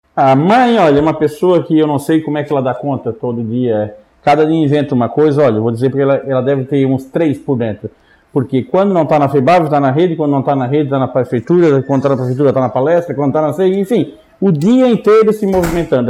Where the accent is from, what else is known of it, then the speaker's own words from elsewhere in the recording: Orleans, Santa Catarina, Brazil; also born or lived in Criciúma / Florianópolis; eu nasci em Orleans